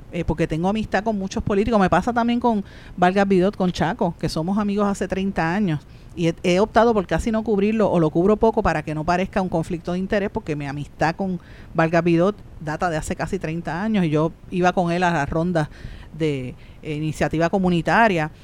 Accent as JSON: {"language": "Spanish", "town": "Guaynabo", "country": "Puerto Rico", "said": "por el área de mi pueblo de Guainabo"}